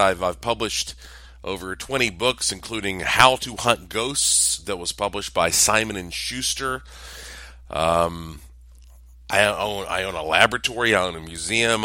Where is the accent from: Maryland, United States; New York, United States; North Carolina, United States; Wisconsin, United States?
North Carolina, United States; Asheville; I am from Asheville, North Carolina